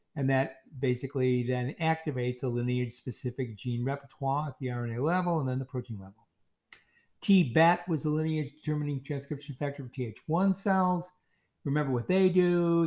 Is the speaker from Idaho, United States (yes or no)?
no; Chicago, Illinois, United States; I'm from Chicago